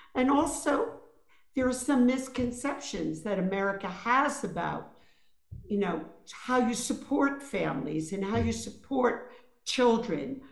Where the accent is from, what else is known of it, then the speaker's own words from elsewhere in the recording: New York City, New York, United States; I grew up in Brooklyn, New York, in a very rough, rough neighborhood called East New York.